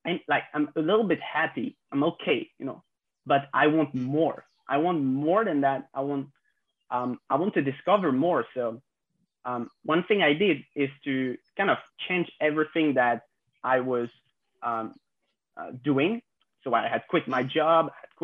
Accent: France; I'm French, I'm 26 years old, and I grew up in France

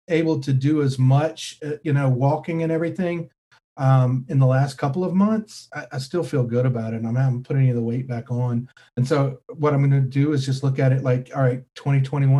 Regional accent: North Carolina, United States; also born or lived in Florida / Kentucky; I grew up in North Carolina

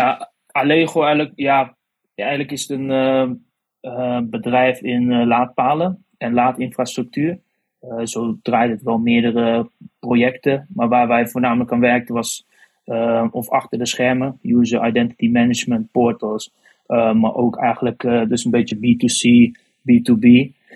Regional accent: Otterlo, Gelderland, Netherlands; moved away as an adult; now in Arnhem, Netherlands; Ik kwam zelf uit Otterlo. Momenteel woon ah ik wel in Arnhem dan

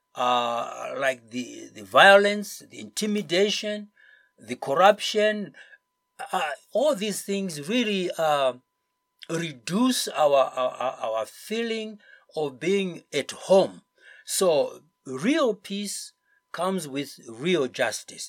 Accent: Zimbabwe; moved away as an adult; I've come back because this is my home

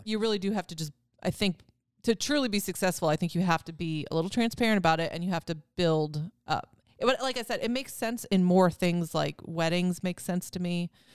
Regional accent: Wisconsin, United States; I'm from Wisconsin

